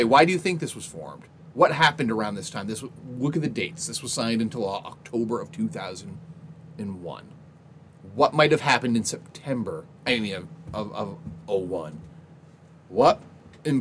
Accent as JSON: {"language": "English", "town": "Milo", "country": "United States", "tie": "born or raised there", "said": "growing up in Milo, we had houses like"}